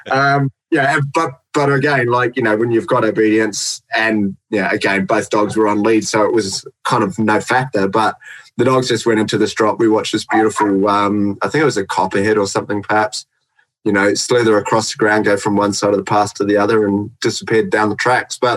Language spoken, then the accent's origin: English; New Zealand; now in Australia; I'm from New Zealand, mate.